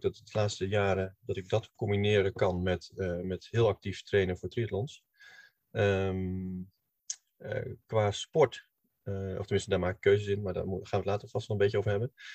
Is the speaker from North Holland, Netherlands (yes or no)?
yes; Hilversum, North Holland, Netherlands; ik kom uit Hilversum.